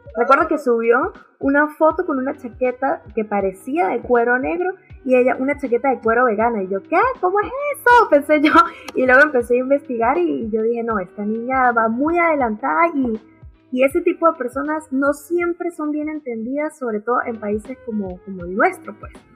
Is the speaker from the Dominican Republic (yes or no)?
no; Venezuela; now in Santiago, Chile; nací en Venezuela y actualmente vivo en Santiago de Chile